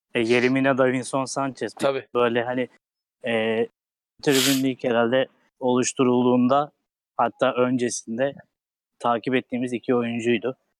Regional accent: Istanbul, Turkey; ben Kasımpaşalı olarak

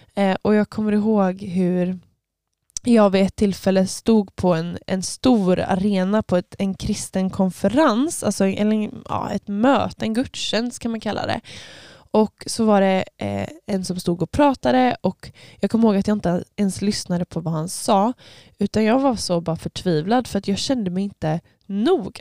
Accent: Öckerö, Västra Götaland, Sweden; jag kommer ifrån Öckerö. Ehm, eller jag, ja, jag får inte riktigt kallas öbo jag, för att jag var inte född där

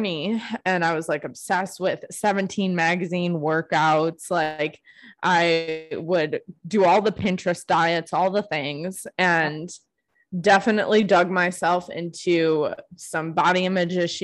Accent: Buffalo, New York, United States; moved away as an adult; now in Phoenix, United States; I'm from Buffalo, New York

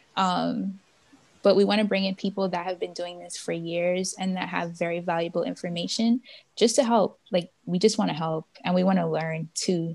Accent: Bahamas; moved away as an adult; now in Miami, United States; I'm from the Bahamas

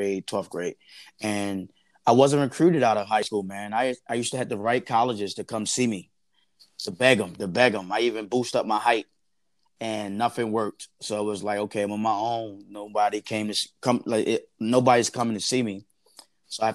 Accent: Baltimore, Maryland, United States; Born and raised in Baltimore, Maryland. Grew up in McCullough Home Projects, one of the dangerous neighborhoods in Baltimore City.

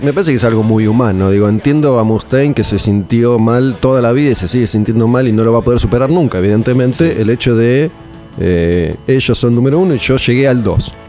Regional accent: Argentina; como argentino que soy

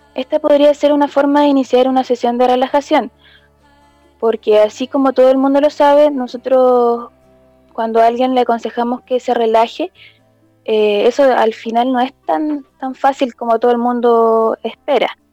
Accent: Coquimbo, Chile; yo vivo en Coquimbo, en soy de Valle, pero vivo en Coquimbo, en la ciudad de Coquimbo

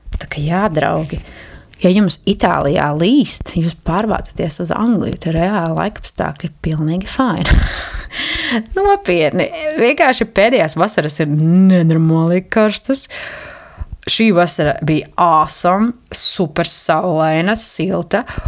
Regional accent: Jēkabpils, Latvia; moved away; manu dzimto pilsētu, Jākapili

